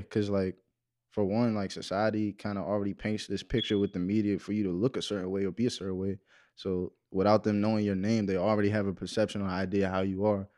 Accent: Waldorf, Maryland, United States; I'm from Waldorf, Maryland

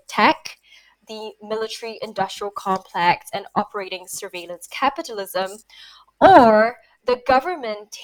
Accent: Singapore; now in Paris, France; I've spent my early years growing up in Singapore

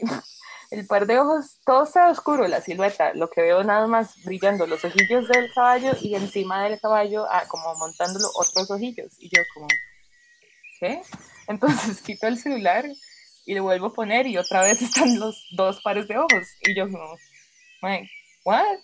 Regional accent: Turrialba, Cartago, Costa Rica; moved away; yo soy de Turrialba, casi nunca puedo ir, pero cuando voy intento como estar con mi mamá

